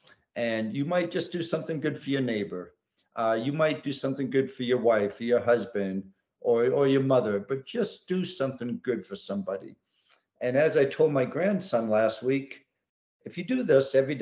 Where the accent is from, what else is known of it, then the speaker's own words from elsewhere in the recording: New England, United States; now in Virginia, United States; I grew up in New England and I lived all throughout New England.